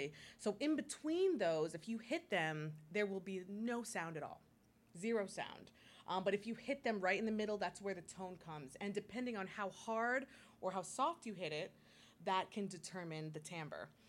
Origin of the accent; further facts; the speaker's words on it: St. Croix, U.S. Virgin Islands; moved away; I was born and raised in St. Croix in the U.S. Virgin Islands